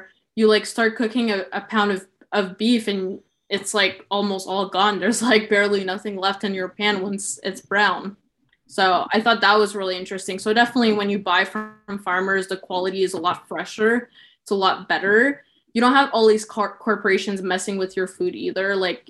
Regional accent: Sudbury, Ontario, Canada; So I was born in Sudbury, Ontario, which is, I would say, like 4 hours from Toronto, 4 hours from Ottawa.

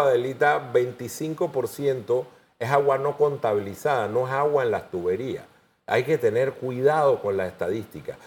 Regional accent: Panama; como panameños

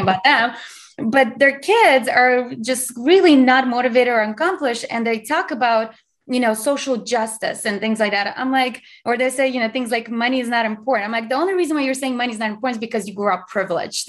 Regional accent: Azerbaijan; English is a second language; now in United States; I'm from Azerbaijan, which used to be part of USSR

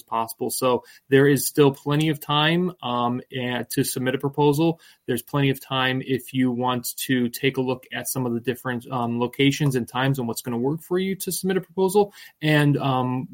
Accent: New England, United States; moved away; I grew up in New England

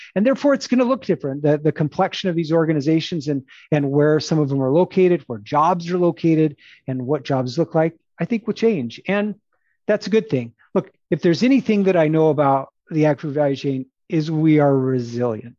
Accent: Phoenix, Arizona, United States; I'm a city boy. I grew up in Phoenix

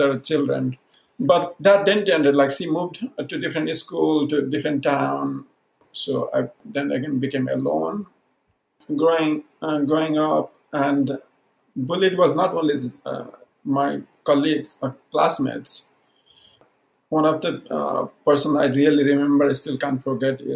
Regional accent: Udayapur district, Koshi Province, Nepal; first language Maithili; English is a second language; also born or lived in Saptari; I was really little when we moved to Udaipur. And that is Nepali-speaking community around. I come from Maithili-speaking community

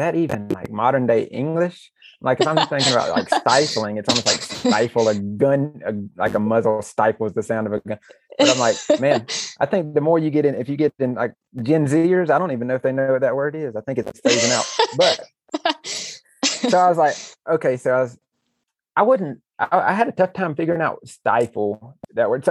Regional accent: United States; growing up in America, in the Western church

